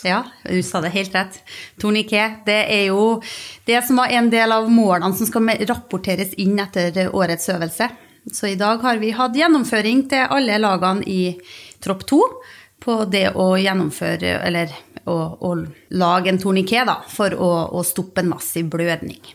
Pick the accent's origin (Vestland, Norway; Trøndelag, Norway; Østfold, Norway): Trøndelag, Norway; Stjørdal; also born or lived in Bergen; now in Stord, Norway; Jeg er opprinnelig fra Stjørdal i Trøndelag og bor på Stord.